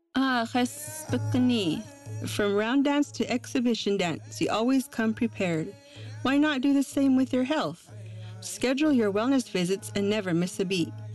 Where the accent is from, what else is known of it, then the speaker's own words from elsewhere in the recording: Havasupai tribe, Grand Canyon, Arizona, United States; I'm from the Havasupai tribe. My tribe's village is in the bottom of the Grand Canyon